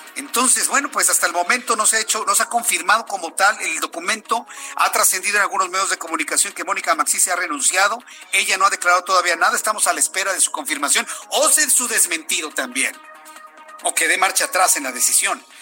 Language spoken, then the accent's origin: Spanish; Mexico; nosotros como mexicanos